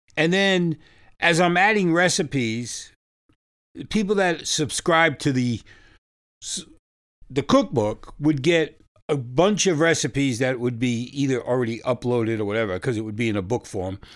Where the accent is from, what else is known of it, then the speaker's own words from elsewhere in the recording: New York, United States; now in Fresno, United States; I live in California now. I come from New York.